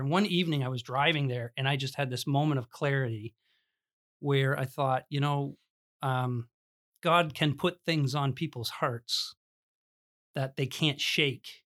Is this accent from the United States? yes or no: no; Smithville, Ontario, Canada; I grew up in the Christian Reformed Church in, uh, Smithville, Ontario